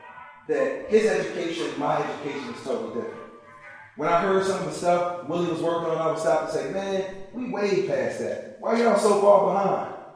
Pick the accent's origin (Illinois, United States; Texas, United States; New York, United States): Illinois, United States; Chicago; she said, I just saw some people jumping the turnstile, just like you used to do when you were growing up in Chicago. And I said, I mean, we used to do that all day.